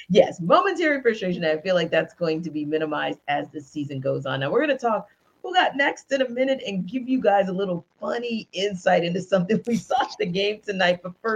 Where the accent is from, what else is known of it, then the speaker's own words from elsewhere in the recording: Louisiana, United States; also born or lived in Northeast United States; now in Atlanta, United States; because I'm from Louisiana.